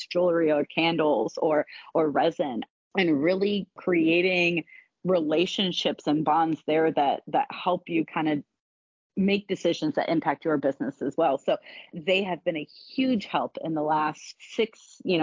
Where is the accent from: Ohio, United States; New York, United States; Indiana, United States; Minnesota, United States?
Ohio, United States; now in North Carolina or South Carolina, United States; my husband and I are from the North. We're from Ohio.